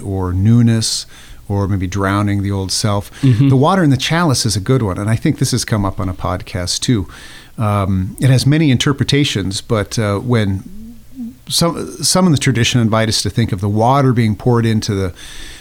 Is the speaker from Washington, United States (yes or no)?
no; Nebraska, United States; I'm a landlubber from Nebraska